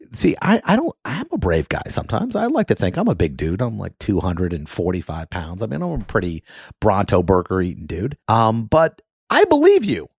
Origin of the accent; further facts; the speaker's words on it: Miami, Florida, United States; moved away as an adult; now in Orlando, United States; I grew up in Miami and I spent my whole life in Miami